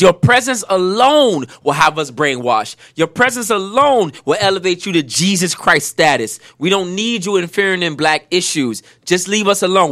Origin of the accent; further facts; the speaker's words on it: Miami, Florida, United States; I grew up in Miami. I grew up in the 80s in the Cocaine Cowboys